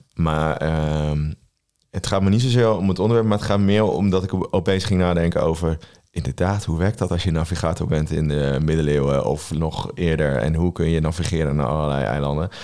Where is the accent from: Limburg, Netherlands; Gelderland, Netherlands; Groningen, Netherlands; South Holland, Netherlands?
Gelderland, Netherlands; Veluwe; we komen allebei van de Veluwe